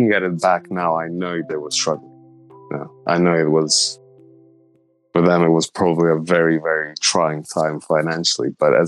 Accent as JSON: {"language": "English", "country": "Slovenia", "tie": "born or raised there", "said": "I grew up in Slovenia."}